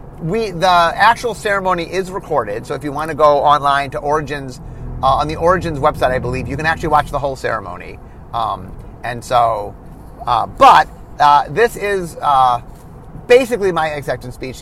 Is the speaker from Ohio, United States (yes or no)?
yes; Cleveland, Ohio, United States; moved away; I grew up in Cleveland